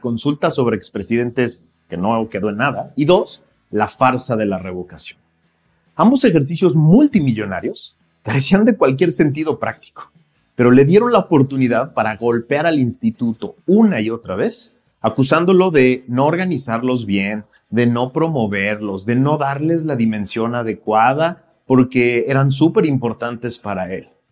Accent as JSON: {"language": "Spanish", "country": "Mexico", "said": "mexicanas y mexicanos, tú y yo"}